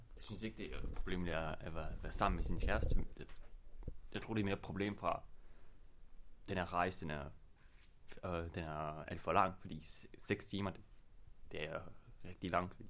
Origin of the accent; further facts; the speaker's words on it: Belgium; Danish is a second language; now in Denmark; hjemme i Belgien